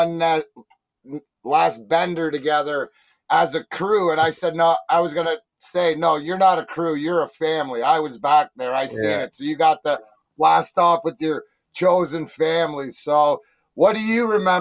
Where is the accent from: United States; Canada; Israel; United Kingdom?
Canada; Ontario; I'm from Ontario.